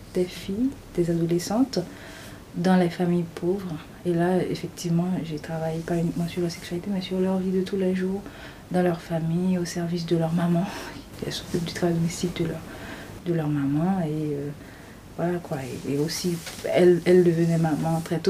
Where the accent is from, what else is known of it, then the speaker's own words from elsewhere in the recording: Haiti; also born or lived in Port-au-Prince, Haiti; Je suis haïtienne. Euh, j'ai, fait, grandi en Haïti. Euh, après mes études primaires et secondaires, je suis allée euh, à la capitale, à Port-au-Prince, pour mes études universitaires.